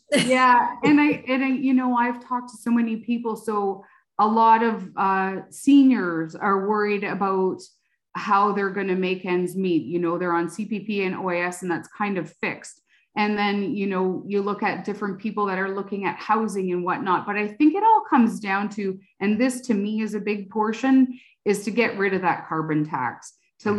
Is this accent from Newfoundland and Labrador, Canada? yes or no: no; Oxford County, Ontario, Canada; I grew up in Oxford County